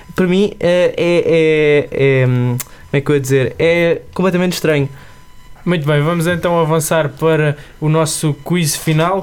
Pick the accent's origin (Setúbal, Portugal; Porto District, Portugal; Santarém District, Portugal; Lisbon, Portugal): Setúbal, Portugal; Montijo; tenho 20 anos e sou do Montijo